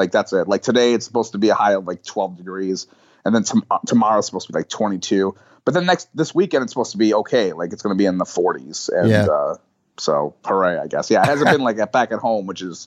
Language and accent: English; Buffalo, New York, United States; now in New York City, United States; I'm from Buffalo